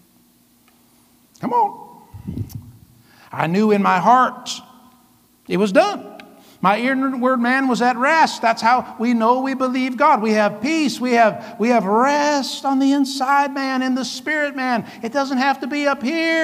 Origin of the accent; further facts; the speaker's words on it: Vancouver, Washington, United States; moved away as an adult; also born or lived in Iowa; We were raised in Vancouver, Washington